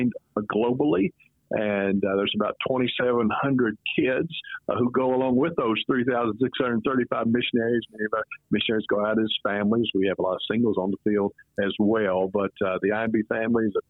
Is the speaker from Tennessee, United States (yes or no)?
yes; Tennessee, United States; accent: southern accent with mountain twang; right on the border over in the mountains. So there's a little mountain twang that comes with that southern accent